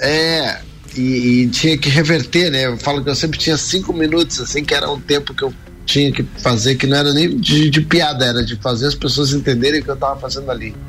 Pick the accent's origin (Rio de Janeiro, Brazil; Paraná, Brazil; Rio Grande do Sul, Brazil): Paraná, Brazil; Curitiba; sou natural de Curitiba, né? Fiz minha vida toda na minha cidade de Curitiba